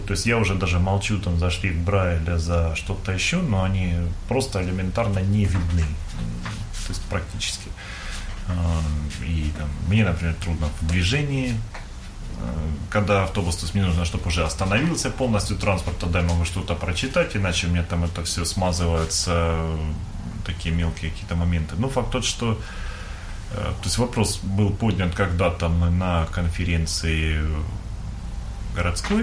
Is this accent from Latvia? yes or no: no; Donbas, Ukraine; moved away as an adult; also born or lived in Kharkiv, Ukraine; now in Russia; сам я из Донбасса, я учился в Харькове